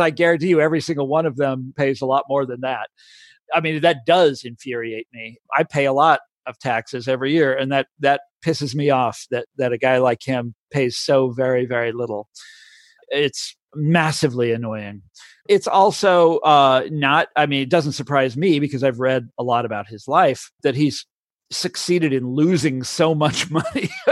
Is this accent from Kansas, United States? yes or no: yes; Kansas, United States; I'm from Kansas.